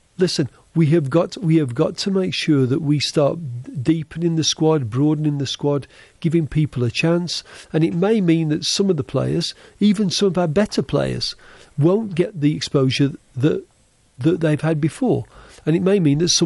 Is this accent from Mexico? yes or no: no; Helsingborg, Skåne, Sweden; Helsingborg, which is my hometown in Sweden.